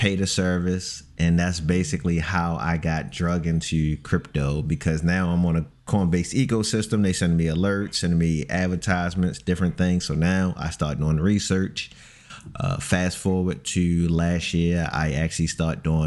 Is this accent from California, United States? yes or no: no; Baltimore, Maryland, United States